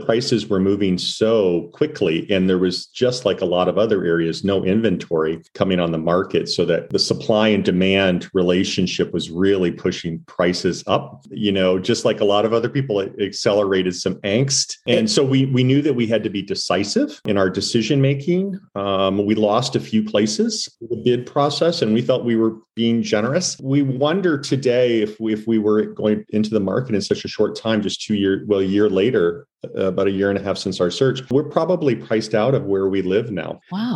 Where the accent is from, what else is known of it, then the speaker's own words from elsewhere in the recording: St. Louis, Missouri, United States; also born or lived in San Francisco / New York; now in Santa Barbara, United States; I'm from Missouri